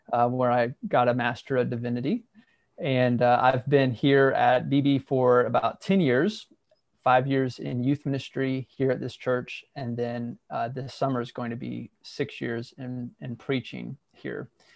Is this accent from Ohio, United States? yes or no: yes; Southeast Ohio, United States; moved away as an adult; also born or lived in Central Arkansas; now in Arkansas, United States; I grew up in a fairly conservative, smaller, rural church in Southeast Ohio.